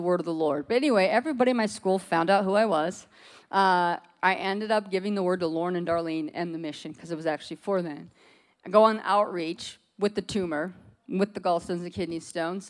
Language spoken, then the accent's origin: English; Alaska, United States; moved away; We're both from Alaska